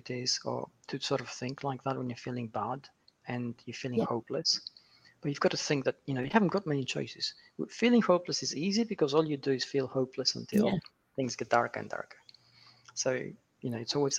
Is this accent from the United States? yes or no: no; Manchester, North West England, United Kingdom; Manchester, which is my hometown in the UK